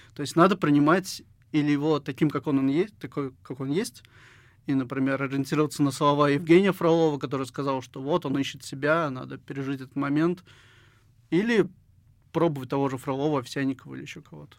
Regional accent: Syzran, Samara Oblast, Russia; now in Samara, Russia; в 2013 году переехал в Самару, я родом из Сызрани

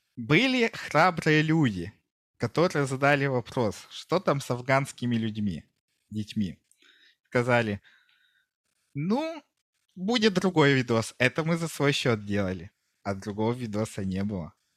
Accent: Kungur, Perm Krai, Russia; also born or lived in Yekaterinburg; now in Hungary; сам я а. из Кунгура. Я, получается, вот родился в Кунгуре

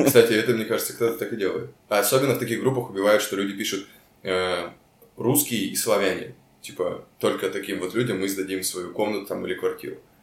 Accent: Chelyabinsk, Chelyabinsk Oblast, Russia; moved away as an adult; also born or lived in Magnitogorsk; now in Moscow, Russia; мы все из Челябинска. Ну, я по факту из Магнитогорска

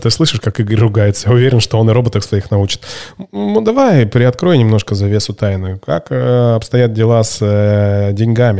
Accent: Barnaul, Altai Krai, Russia; Я сам из Барнаула

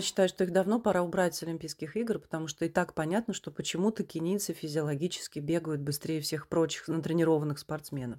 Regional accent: Russia; moved away as an adult

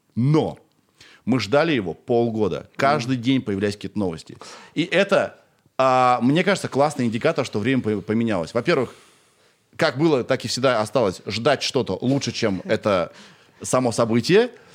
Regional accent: Kirov, Kirov Oblast, Russia; moved away as an adult; я сам из Кирова и до двадцати пяти

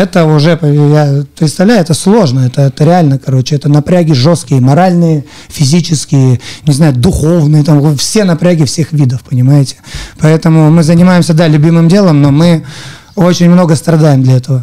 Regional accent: Surgut, Khanty-Mansi Autonomous Okrug, Russia; moved away as an adult; now in Yekaterinburg, Russia; я из Сургута

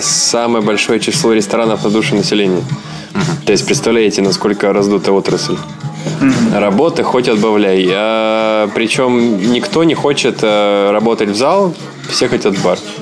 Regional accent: Saint Petersburg, Russia; moved away as an adult; also born or lived in Moscow, Russia; now in Hong Kong; я такой из Питера.

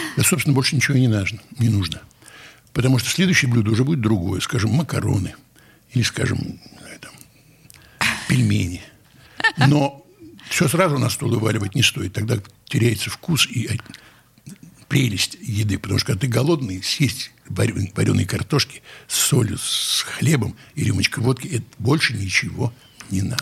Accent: Saint Petersburg, Russia; нас, которые родились здесь, на берегах Невы

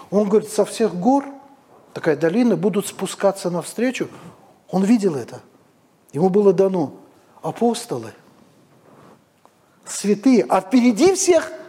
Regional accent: Moscow, Russia; Я говорю, я из Москвы, это мы там умрем.

